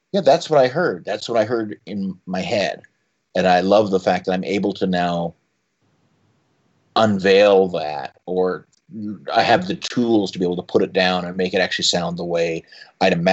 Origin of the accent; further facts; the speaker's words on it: Canada; Well, and then at add to that being Canadian, who are just about the most judgmental nation on earth